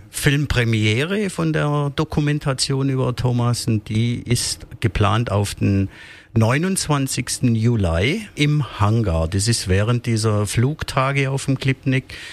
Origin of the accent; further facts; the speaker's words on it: Heuberg, Baden-Württemberg, Germany; versucht, irgendwo die Aufnahmen von den beiden Welten, südliches Afrika und meiner Heimat äh, Heuberg, zu vereinen.